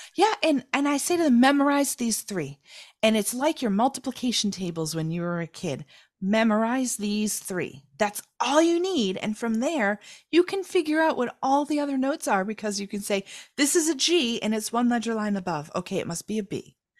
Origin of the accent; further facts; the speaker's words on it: United States; as an American